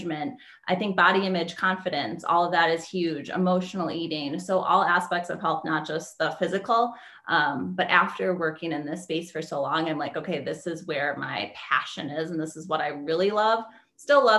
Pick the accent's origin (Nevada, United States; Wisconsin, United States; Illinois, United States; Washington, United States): Wisconsin, United States; moved away as an adult; also born or lived in Las Vegas; I'm from Wisconsin. So cold there.